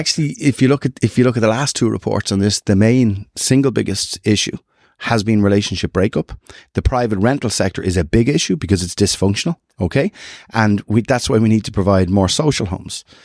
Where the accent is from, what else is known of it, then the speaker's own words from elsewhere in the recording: North County Dublin, Leinster, Ireland; we'd see ourselves as North County people